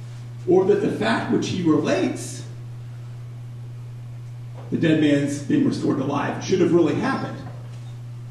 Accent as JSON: {"language": "English", "town": "Atlanta", "region": "Georgia", "country": "United States", "moved": "yes", "said": "I'm from Atlanta"}